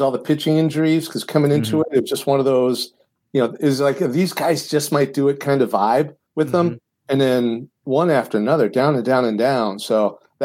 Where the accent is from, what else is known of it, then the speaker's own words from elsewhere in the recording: Detroit, Michigan, United States; now in New England, United States; I grew up right outside Detroit